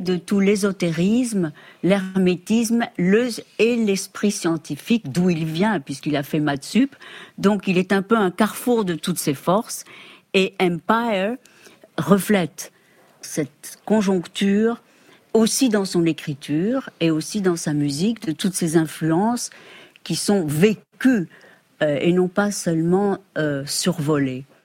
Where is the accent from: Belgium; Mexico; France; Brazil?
Mexico; moved away; on vient d'ailleurs, moi du Mexique, d'Amérique